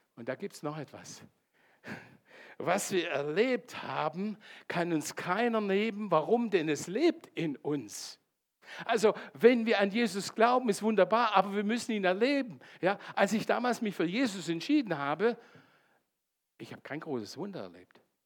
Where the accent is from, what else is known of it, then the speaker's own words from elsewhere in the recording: Landshut and Bayreuth, Bavaria, Germany; moved away; ursprünglich komme ich aus Landshut und Bayreuth